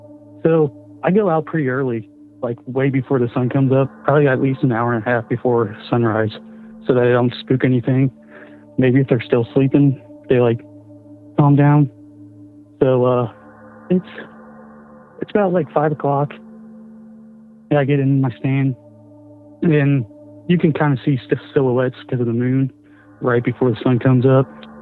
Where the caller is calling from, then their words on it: Missouri, United States; from Missouri, and I got kind of a Wendigo story.